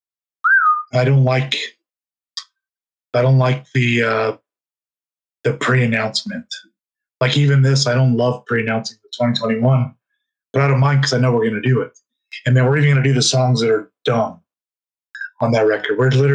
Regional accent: West Coast, United States; moved away; I'm from the West Coast originally.

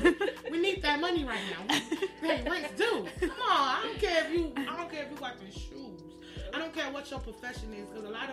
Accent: Atlanta, Georgia, United States; …, straight from Atlanta, west side of Atlanta, Georgia, born and raised. First time out here.

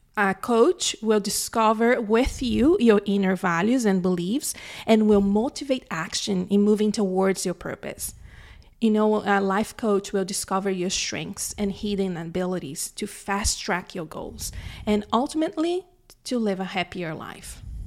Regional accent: Brazil; moved away as an adult; now in Canada; I was born and raised in Brazil. I moved to Canada when I was twenty-eight in two thousand ten

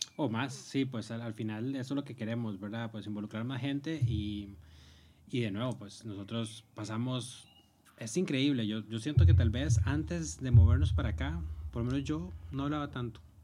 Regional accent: Cartago, Costa Rica; moved away as an adult; now in Madrid, Spain; Soy originario de Cartago, en Costa Rica.

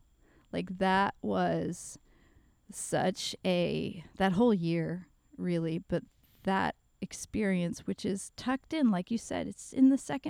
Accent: the South, United States; you and I have talked about this kind of stuff, just both growing up in the South and, you know

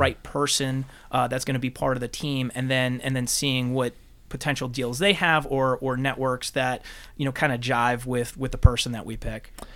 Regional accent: Bloomfield, New Jersey, United States; now in Georgia, United States; I'm from Bloomfield

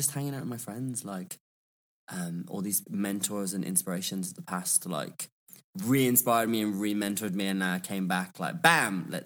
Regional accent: Birmingham, West Midlands, United Kingdom; also born or lived in London; I am from Birmingham or Birmingham as we call it. Um, and I just feel like my accent kind of evolved when I was, I studied in London.

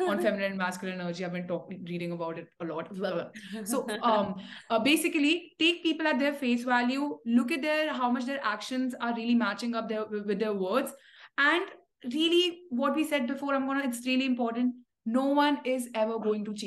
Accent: India; I come from India

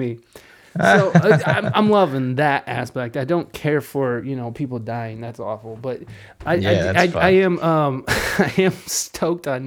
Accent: Toledo, Ohio, United States; moved away; also born or lived in San Diego, California; I moved from San Diego, California, back to Toledo about 3 years ago.

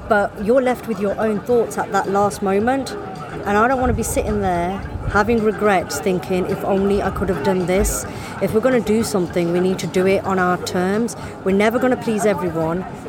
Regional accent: United Kingdom; we're British and we're British Indian

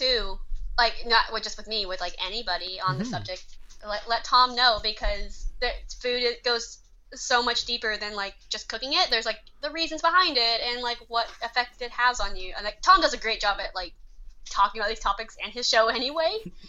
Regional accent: Nanning, Guangxi, China; born there; I was born in Nanning, China in the 90s. I was found in a box near a river.

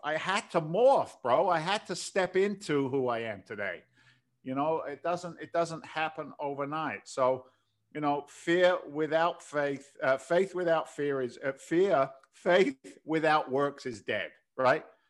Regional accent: London, United Kingdom; moved away as an adult; also born or lived in New York City; now in United States; in eighty-six, I came from London, so I'm an im, I'm an immigrant to the country

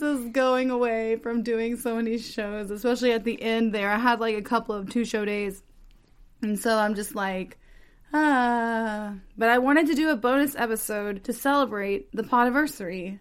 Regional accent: Texas, United States; speaking as a Texan

